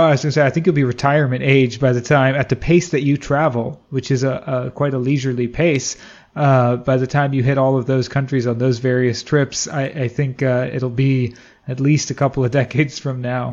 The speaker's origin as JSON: {"language": "English", "town": "Washington", "region": "District of Columbia", "country": "United States", "tie": "born or raised there", "said": "growing up in the East Coast, specifically in DC"}